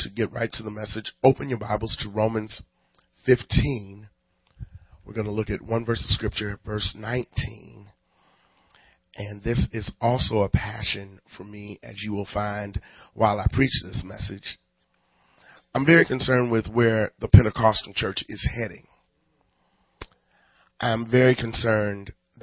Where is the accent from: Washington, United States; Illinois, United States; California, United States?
Illinois, United States; Chicago; I was from Cabrini Green